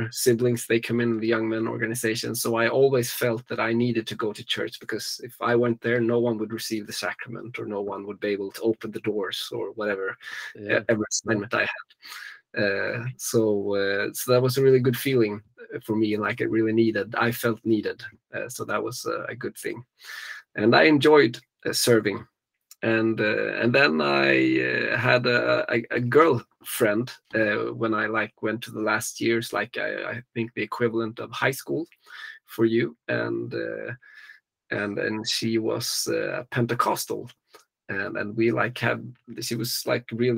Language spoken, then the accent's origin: English; Gothenburg, Västra Götaland, Sweden; now in Stockholm, Sweden; I was born and raised in Sweden, on the West Coast, and so I was born in Gothenburg, and nowadays I live in the Stockholm area